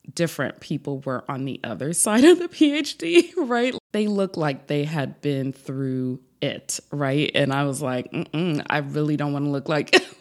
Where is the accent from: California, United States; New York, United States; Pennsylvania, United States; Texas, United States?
New York, United States; now in South Florida, United States; I'm originally from New York, but now live in South Florida